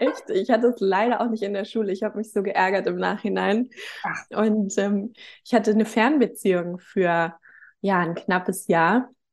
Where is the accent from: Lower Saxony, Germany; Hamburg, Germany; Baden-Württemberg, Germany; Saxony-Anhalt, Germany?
Hamburg, Germany; moved away as an adult; now in Gran Canaria, Spain; bin geboren und aufgewachsen in Hamburg